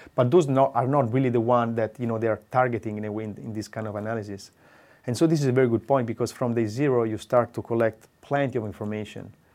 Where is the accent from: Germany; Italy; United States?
Italy; Pisa, Tuscany; English is a second language; moved away as an adult; now in Trento, Italy; I'm originally from Tuscany, from Pisa, although I moved to Trento since fifteen years now